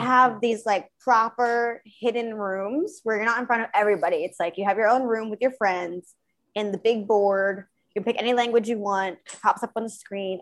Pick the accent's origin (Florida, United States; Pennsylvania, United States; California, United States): Pennsylvania, United States; outside of Philadelphia; moved away as an adult; also born or lived in Brooklyn, New York; now in South of France, France; I grew up in a small, small town outside of Philadelphia, Pennsylvania.